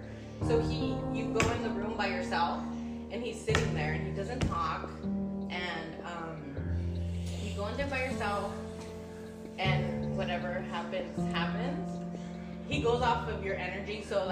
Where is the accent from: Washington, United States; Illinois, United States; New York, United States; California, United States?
California, United States; Oxnard